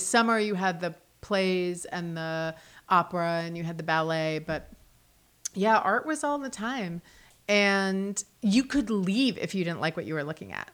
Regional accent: New Jersey, United States; moved away as an adult; also born or lived in New York City / Los Angeles; now in Charlotte, United States; I grew up in New Jersey, but I started going to New York City when I was twelve for school. So I commuted back and forth.

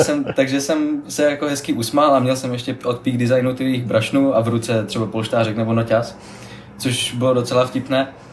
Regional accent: Ostrava, Moravian-Silesian Region, Czechia; jako jsem z Ostravy

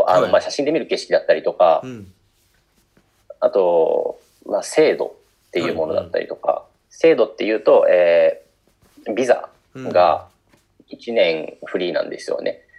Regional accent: Japan; born or raised there; moved away as an adult; now in Georgia

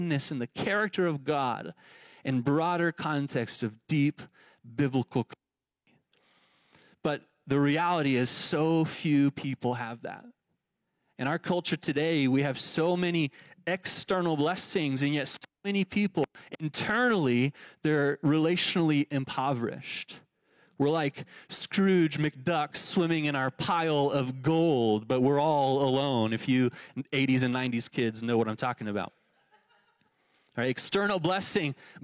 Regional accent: Texas, United States; now in Tucson, United States; the suburbia I grew up in Texas

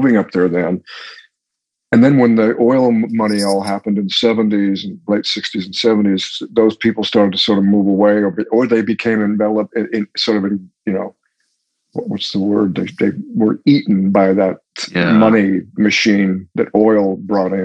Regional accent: Anchorage, Alaska, United States; moved away; also born or lived in Salt Lake City, Utah / Los Angeles; Alaska. I grew up there.

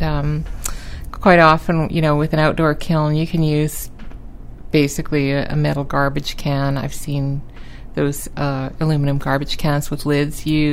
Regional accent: Vancouver, British Columbia, Canada; now in St. John's, Canada; I'm from Vancouver originally

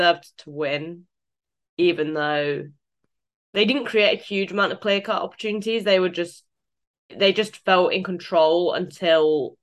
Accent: United Kingdom; me being British

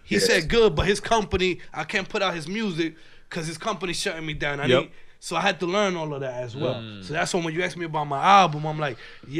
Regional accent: New Jersey, United States; I'm coming from Jersey

